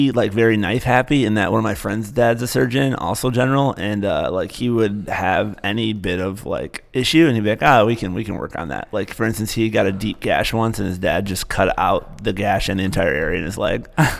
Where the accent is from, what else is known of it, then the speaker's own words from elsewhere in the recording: Cincinnati, Ohio, United States; moved away; I'm from Cincinnati. So you say I lived there for years.